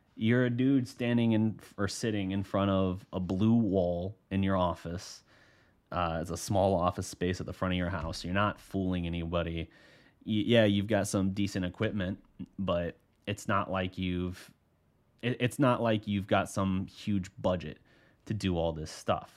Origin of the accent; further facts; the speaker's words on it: Oklahoma, United States; moved away; I'm from Oklahoma originally